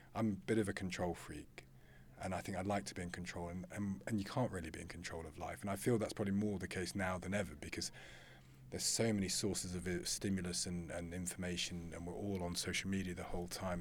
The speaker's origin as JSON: {"language": "English", "town": "Loughborough", "region": "East Midlands", "country": "United Kingdom", "said": "I came from Loughborough"}